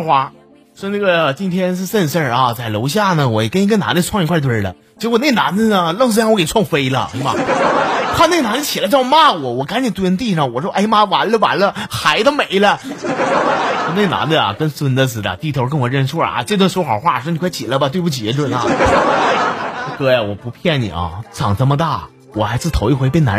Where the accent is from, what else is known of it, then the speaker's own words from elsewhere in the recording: Northeast China, China; 该说不说的，俺们东北人呐，确实从来没有赢过一场网络的暴力。